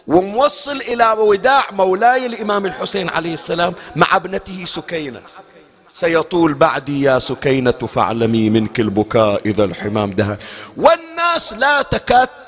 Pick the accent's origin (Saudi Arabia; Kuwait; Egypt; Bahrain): Bahrain; عندنا بالبحرين هذا الآن ما موجود خلص بعد هالسنين راح احنا لحقنا عليه في أواخره